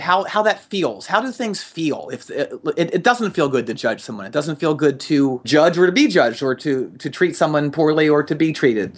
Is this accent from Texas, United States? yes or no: no; just outside of Philadelphia, Pennsylvania, United States; I grew up just outside of Philadelphia